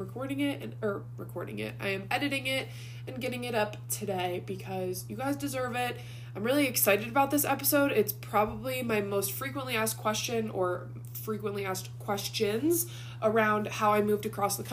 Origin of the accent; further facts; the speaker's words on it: Ohio, United States; moved away as an adult; Tristan and I were both born and raised in Ohio